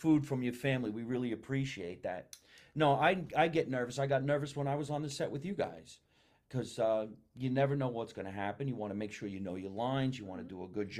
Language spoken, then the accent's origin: English; New Jersey, United States; I am from New Jersey.